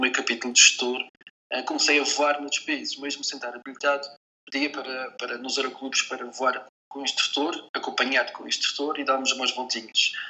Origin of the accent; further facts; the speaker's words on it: Portugal; nós somos portugueses